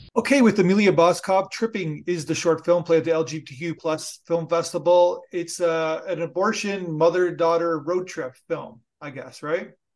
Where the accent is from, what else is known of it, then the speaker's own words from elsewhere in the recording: Canada; I'm Canadian